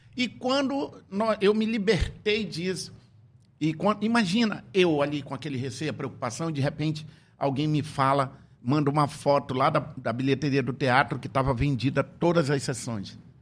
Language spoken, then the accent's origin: Portuguese; Tefé, Amazonas, Brazil; quando eu era criança, lá em Tefé, na minha querida cidade